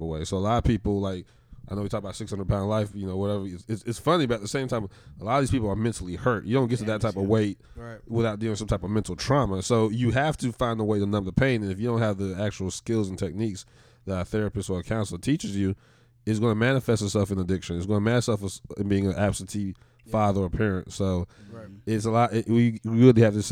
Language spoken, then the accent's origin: English; the Bible Belt, the South, United States; we're all from the Bible Belt